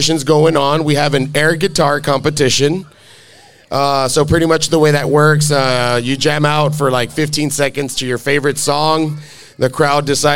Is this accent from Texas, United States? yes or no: yes; Alamo, Texas, United States; in Alamo, Texas, my hometown